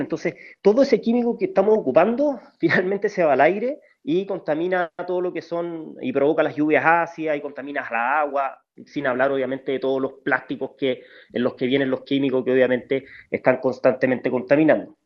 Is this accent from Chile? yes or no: yes; Chile; como chilenos